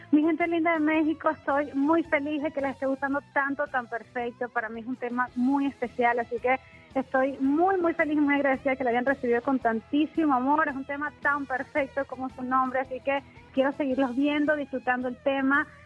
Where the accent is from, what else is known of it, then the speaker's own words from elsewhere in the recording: Venezuela; moved away as an adult; also born or lived in San Diego, California, United States; now in United States; yo nací en los Estados Unidos, en San Diego, California, pero me fui muy bebé a Venezuela y viví toda mi vida allá